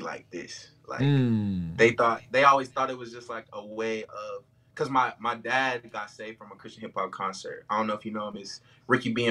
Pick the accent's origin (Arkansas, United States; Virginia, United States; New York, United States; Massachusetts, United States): Virginia, United States; Bristol; I'm from Bristol, Virginia.